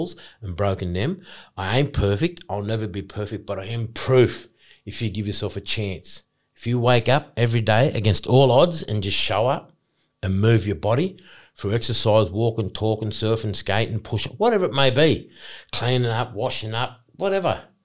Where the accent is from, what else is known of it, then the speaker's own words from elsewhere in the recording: Australia; I'm an Aboriginal man. I'm from the Kamilaroi clan, you know, Kamilaroi Nation